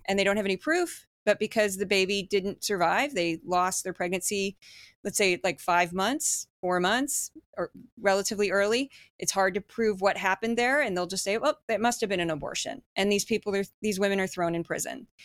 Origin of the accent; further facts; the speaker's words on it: United States; I'm very American